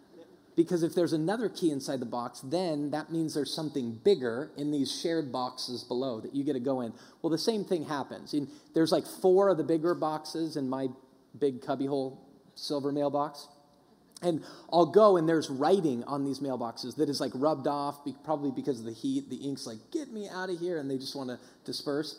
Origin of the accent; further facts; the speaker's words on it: Denver, Colorado, United States; when I grew up in Denver